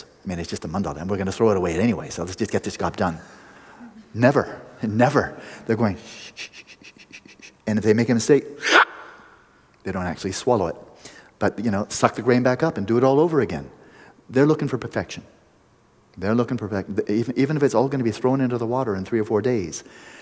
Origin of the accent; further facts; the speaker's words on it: United States; I'm an American